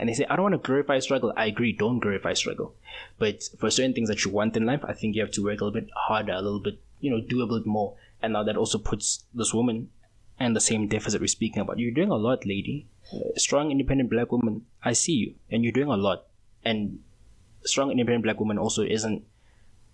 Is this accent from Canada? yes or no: no; South Africa; We're still South African